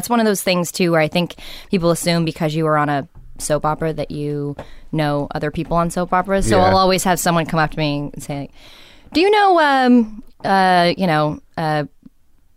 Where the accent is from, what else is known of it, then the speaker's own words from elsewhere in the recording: Los Angeles, California, United States; Born and raised in Venice.